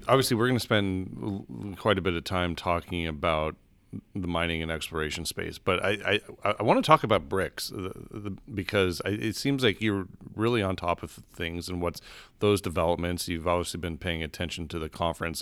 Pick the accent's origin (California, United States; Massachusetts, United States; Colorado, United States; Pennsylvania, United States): Colorado, United States; Denver; my hometown of Denver, Colorado.